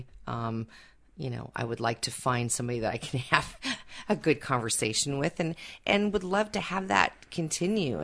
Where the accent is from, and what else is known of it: Seattle, Washington, United States